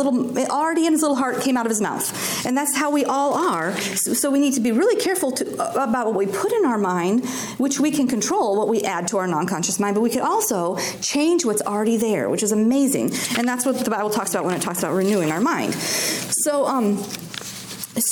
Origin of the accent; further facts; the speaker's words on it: Alaska, United States; I grew up in Alaska